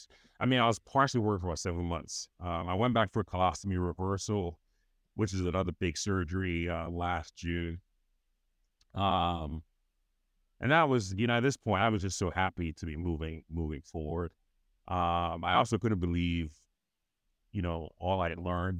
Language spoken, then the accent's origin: English; Nigeria; moved away as an adult; growing up in Nigeria